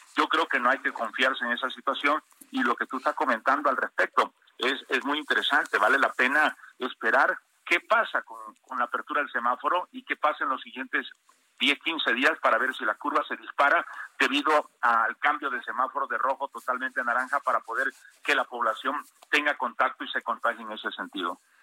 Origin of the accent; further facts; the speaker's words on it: Tabasco, Mexico; en mi tierra, en Tabasco